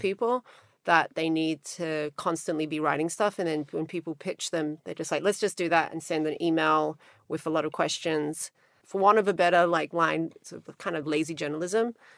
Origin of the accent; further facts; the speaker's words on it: Australia; accent: Australian twang; moved away as an adult; also born or lived in Montenegro / New York; now in Los Angeles, United States; I'm Australian, but I live in Los Angeles and I've lived there for a really long time. before that, I lived in New York, but I grew up mostly in Australia, also when I was little in the former Yugoslavia, in Montenegro.